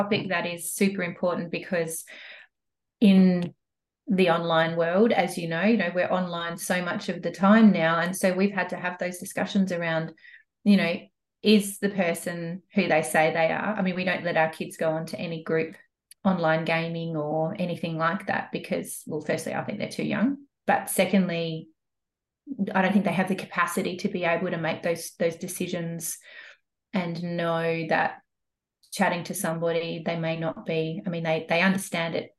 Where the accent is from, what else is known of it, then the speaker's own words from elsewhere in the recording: Adelaide, South Australia, Australia; moved away as an adult; now in Cairns, Australia; I'm from Adelaide. So I grew up in Adelaide, and we've got a family farm in the Adelaide Hills.